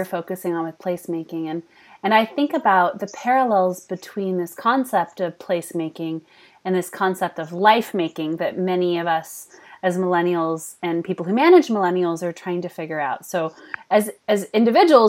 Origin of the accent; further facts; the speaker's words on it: Bay Area, California, United States; moved away as an adult; now in Sacramento, United States; living in Sacramento, my third year, and growing up in the Bay Area